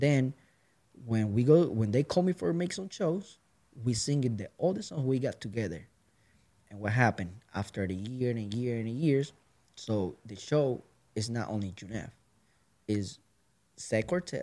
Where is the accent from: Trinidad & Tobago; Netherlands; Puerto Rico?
Puerto Rico; moved away as an adult; now in Kent, United States; I'm from straight from Puerto Rico. Uh, like I'm moving here in 2014